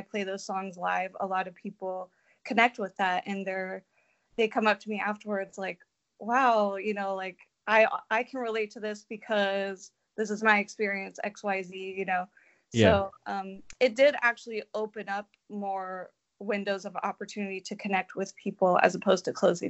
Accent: California, United States; No, I'm from California, but I'm just in Nashville a lot.

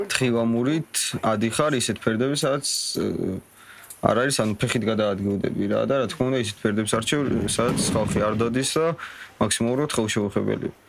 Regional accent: Tusheti, Kakheti, Georgia; მე რო თუში ვარ

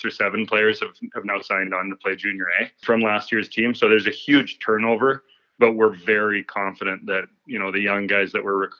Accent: Canmore, Alberta, Canada; now in Invermere, Canada; I grew up in Canmore.

